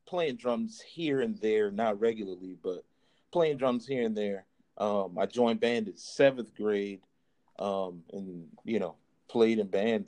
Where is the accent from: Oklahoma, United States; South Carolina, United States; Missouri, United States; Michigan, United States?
South Carolina, United States; Charleston; also born or lived in DC, Maryland area (DMV); now in DMV area, United States; I'm definitely originally from Charleston, South Carolina.